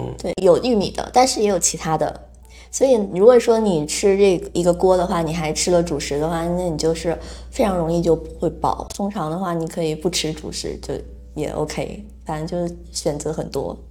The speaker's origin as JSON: {"language": "Chinese", "region": "Northeast China", "country": "China", "moved": "as an adult", "lives_now": "Taiwan", "said": "我也是一个东北人"}